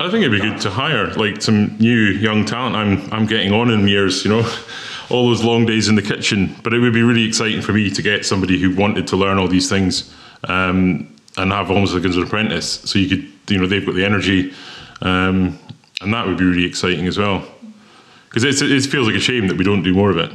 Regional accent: West Highlands of Scotland, United Kingdom; moved away as an adult; also born or lived in Thailand; I grew up in the West Highlands of Scotland

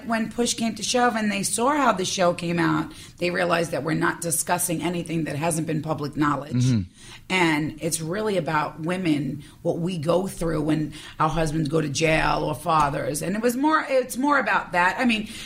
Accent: New York City, New York, United States; accent: New York; I'm like, New York.

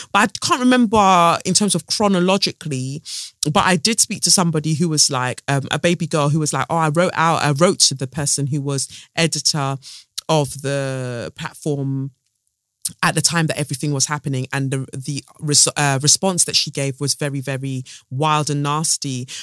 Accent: United Kingdom; as Black British women

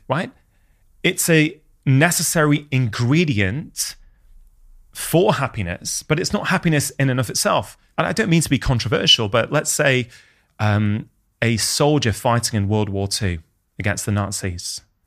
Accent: United Kingdom; as an Indian immigrant's child in the U K

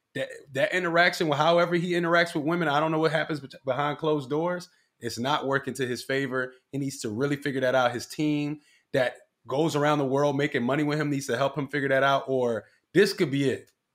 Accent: Philadelphia, Pennsylvania, United States; I'm from Badlands, North Philly, right? It's a Puerto Rican neighborhood

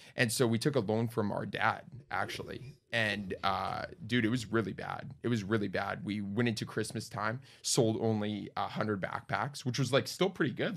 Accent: Winnipeg, Manitoba, Canada; moved away; Born and raised in Winnipeg, 20 years there.

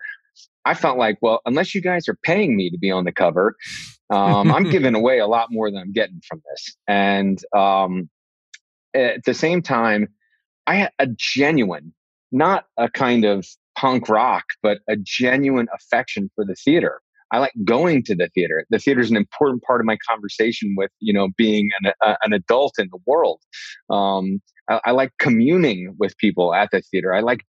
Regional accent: New York City, New York, United States; Like, to have an opportunity to work with those masters, like on Broadway in the city, in my hometown.

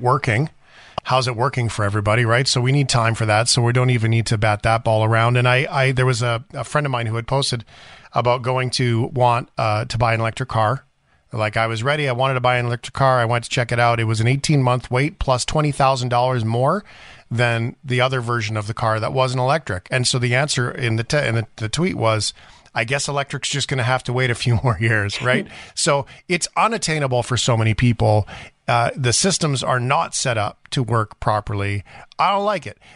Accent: Fort McMurray, Alberta, Canada; also born or lived in Calgary; I grew up in Fort McMurray

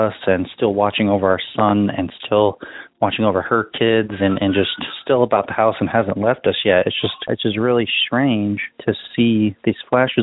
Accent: Nebraska, United States; I am from Nebraska

